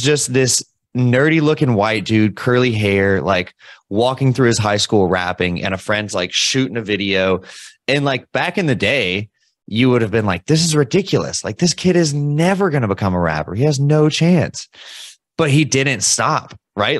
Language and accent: English; Louisville, Kentucky, United States; I'm from Louisville, Kentucky